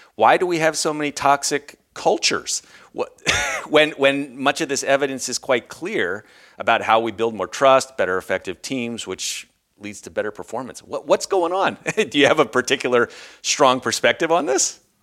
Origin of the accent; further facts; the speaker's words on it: United States; moved away; also born or lived in Europe; we're both from the States, uh, Americans